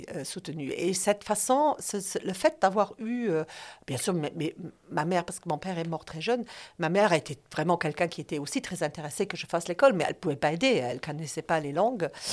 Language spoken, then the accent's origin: French; Luxembourg; Je suis née à Luxembourg.